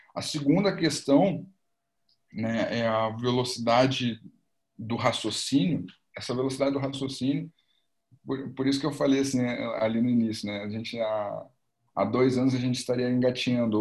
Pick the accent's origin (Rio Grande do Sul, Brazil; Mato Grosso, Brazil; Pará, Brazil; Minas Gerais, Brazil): Rio Grande do Sul, Brazil; Porto Alegre; sou aqui de Porto Alegre, Rio Grande do Sul